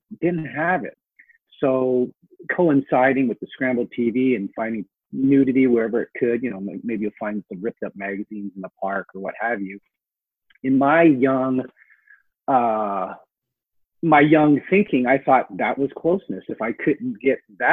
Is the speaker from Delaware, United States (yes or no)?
no; Seattle, Washington, United States; also born or lived in Hong Kong; Our parents moved us to a very urban area of South Seattle